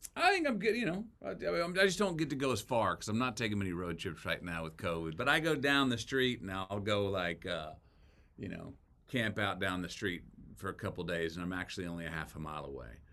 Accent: Texas, United States; as a Texan

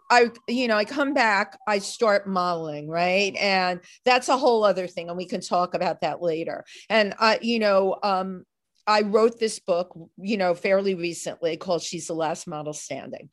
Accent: New York City, New York, United States; I grew up in the Bronx

